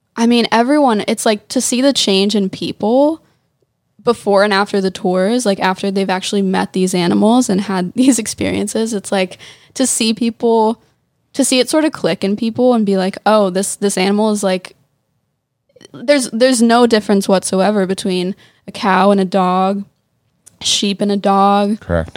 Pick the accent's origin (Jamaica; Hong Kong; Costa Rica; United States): United States; suburbs of Philadelphia, Pennsylvania; also born or lived in Nashville; now in Los Angeles, United States; I grew up in the suburbs of, of Philly. Mm-hmm. It's like 20 minutes west of Philly